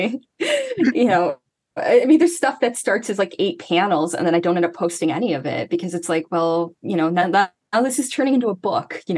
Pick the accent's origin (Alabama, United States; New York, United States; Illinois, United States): Illinois, United States; Chicagoland area; I'm not from Chicago itself. I'm from a suburb, but I'm from the Chicagoland area